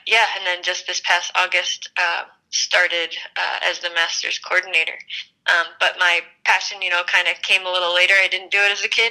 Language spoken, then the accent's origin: English; Philadelphia, Pennsylvania, United States; moved away as an adult; also born or lived in Worcester, Massachusetts; now in Colorado, United States; I grew up in Philadelphia